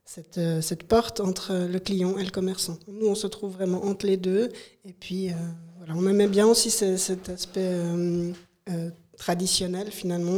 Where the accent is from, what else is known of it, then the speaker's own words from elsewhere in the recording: Broye, Fribourg, Switzerland; je viens de la Broye fribourgeoise. Et euh, moi, j'ai fait mes études à Fribourg, en ville de Fribourg